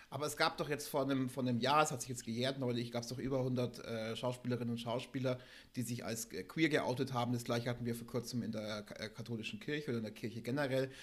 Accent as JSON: {"language": "German", "country": "Germany", "said": "als Deutsche"}